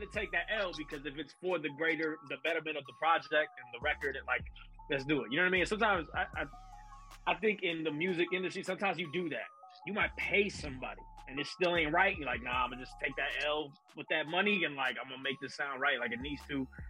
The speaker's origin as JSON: {"language": "English", "town": "Chicago", "region": "Illinois", "country": "United States", "tie": "born or raised there", "said": "I'm from Chicago as well. My town born and raised. Um, north side of Chicago"}